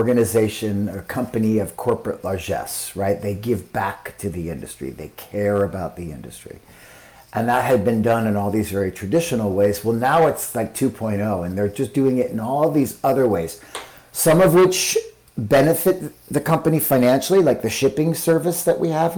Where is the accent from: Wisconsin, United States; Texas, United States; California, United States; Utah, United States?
Utah, United States; moved away; I grew up in Utah